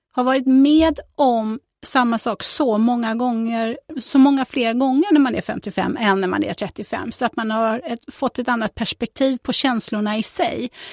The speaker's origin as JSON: {"language": "Swedish", "town": "Fjällbacka", "region": "Västra Götaland", "country": "Sweden", "tie": "born or raised there", "also_born_or_lived": "Tanumshede", "said": "Jag är ju född och uppvuxen i Källbacka de första åren och sen så när jag var 12 så gifte sig min mamma med en bonde och då flyttade jag två mil från Fjällbacka till Tanum Tanumshede"}